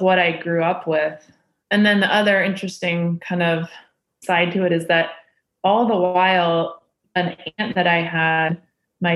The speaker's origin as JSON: {"language": "English", "region": "Indiana", "country": "United States", "tie": "born or raised there", "said": "growing up in Indiana"}